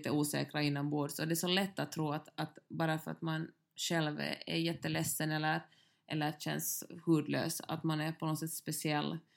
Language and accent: Swedish; Finland